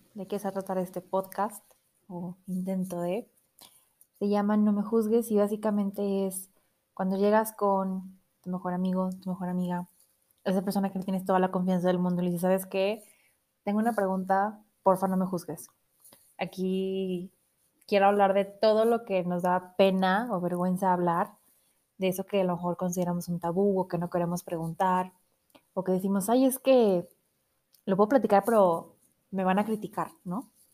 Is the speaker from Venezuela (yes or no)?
no; Monterrey, Nuevo León, Mexico; now in Mexico City, Mexico; yo nací en Monterrey, entonces tengo ahí un poco de filosofía regia